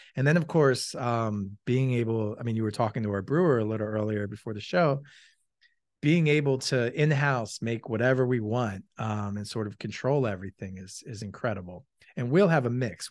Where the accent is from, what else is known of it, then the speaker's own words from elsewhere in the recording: Malvern, Pennsylvania, United States; also born or lived in Philadelphia; I grew up in Malvern